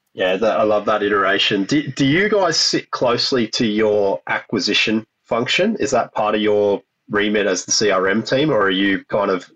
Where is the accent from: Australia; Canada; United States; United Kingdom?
Australia; being an Australian and growing up in in pubs and clubs in Australia